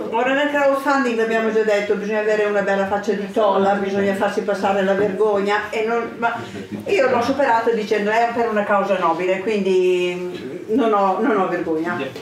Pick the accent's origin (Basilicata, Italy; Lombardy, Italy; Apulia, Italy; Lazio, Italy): Lombardy, Italy; Santa Maria della Versa; io sono dell'Oltrepo, vengo da Santa Maria della Versa